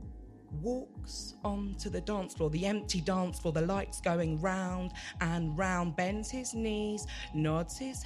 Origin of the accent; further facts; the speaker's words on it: Watford, East of England, United Kingdom; now in Birmingham, United Kingdom; I grew up in Watford